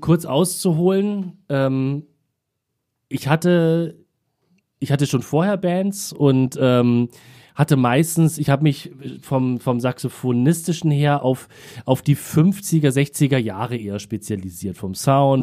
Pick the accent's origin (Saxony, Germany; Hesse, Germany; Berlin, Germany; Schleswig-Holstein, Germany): Berlin, Germany; ich bin im Krankenhaus, ich glaube St. Marien hieß es, das gibt es glaube ich nicht mehr in Wilmersdorf geboren. Sollte eigentlich eine Hausgeburt werden, aber es gab wohl Komplikationen und ähm, deswegen es dann ins Krankenhaus und ähm, bin aber ein paar Stunden später dann auch wieder in Neukölln gelandet